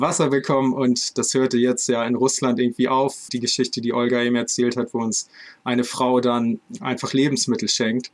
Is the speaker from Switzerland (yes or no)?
no; Northern Germany, Germany; aus Norddeutschland gekauft, aus meiner Heimatstadt